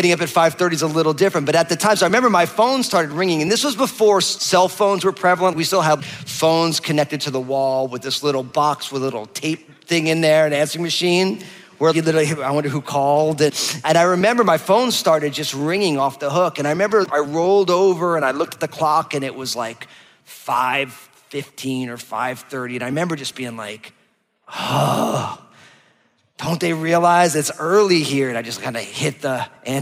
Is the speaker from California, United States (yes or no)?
no; New Jersey, United States; moved away; also born or lived in San Francisco Bay Area; I'm from New Jersey, just outside of New York